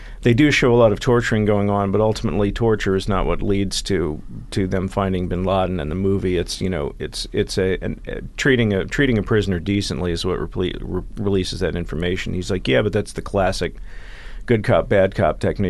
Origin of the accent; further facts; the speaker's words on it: Dallas, Texas, United States; growing up in Dallas, Texas, when I was a teenager in the 80s